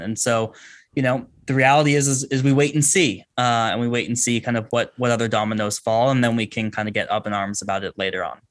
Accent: Bay Area, California, United States; I grew up in the Bay Area, grew up a Pac ten fan

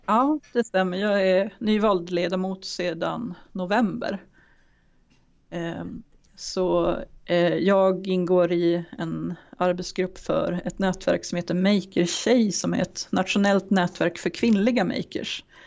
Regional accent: Timrå, Västernorrland County, Sweden; also born or lived in Germany; now in Sundsvall, Sweden; Jag är uppvuxen i Timrå men har bott i Sundsvall i stora delar av

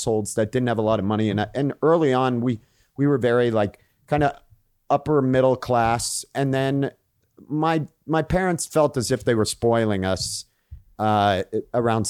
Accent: Maine, United States; I grew up in Maine

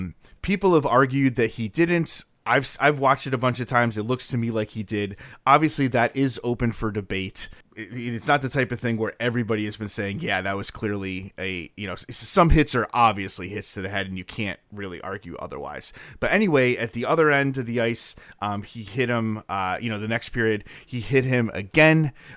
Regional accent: Northeast, United States; Also, partially, I'm from the Northeast. We talk really fast, and I have to sometimes tell myself to slow down, which is fun.

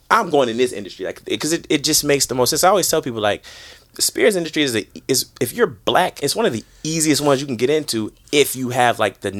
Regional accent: Chicago, Illinois, United States; now in New York, United States; I'm from Chicago.

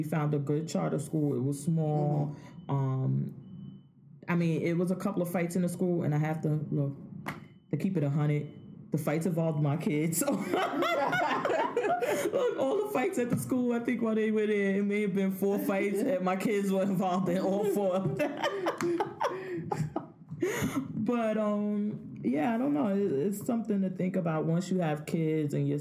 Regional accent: Jersey City, New Jersey, United States; I'm from Jersey City.

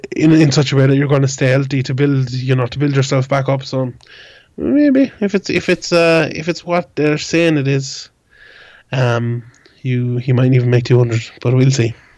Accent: Ireland; an Irish MMA reporter

